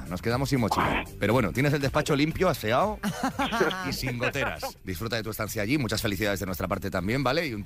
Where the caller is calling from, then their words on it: Tenerife, Canary Islands, Spain; desde Tenerife. Y mi plato de cuchara favorito, pues como buena canaria, es el rancho canario